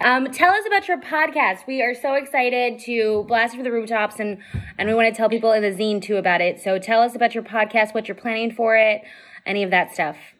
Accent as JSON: {"language": "English", "town": "Las Vegas", "region": "Nevada", "country": "United States", "said": "I'm from Vegas"}